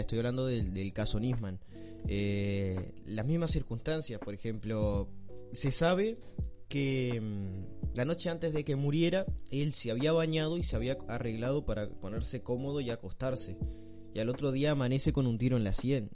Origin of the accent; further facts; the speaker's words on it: Melo, Cerro Largo, Uruguay; de la ciudad de Melo, mi ciudad natal